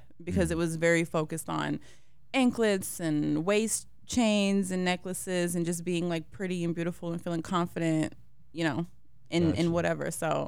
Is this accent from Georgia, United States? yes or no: yes; Marietta, Georgia, United States; also born or lived in Brooklyn, New York; I grew up in Marietta, Georgia.